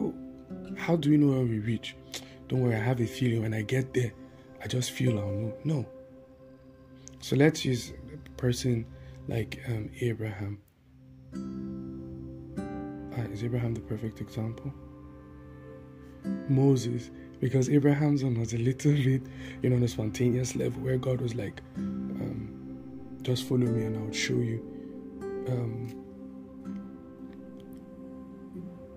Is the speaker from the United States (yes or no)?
no; Taraba, Nigeria; now in Abuja, Nigeria; I'm from Taraba State